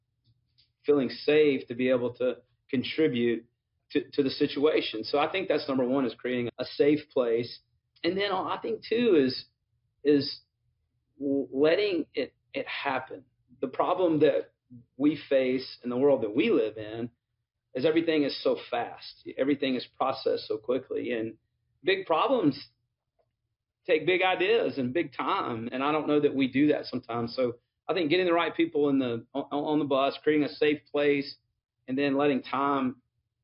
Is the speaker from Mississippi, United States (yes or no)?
yes; Mississippi, United States; I was also growing up in Mississippi during the time of the rise of the SEC.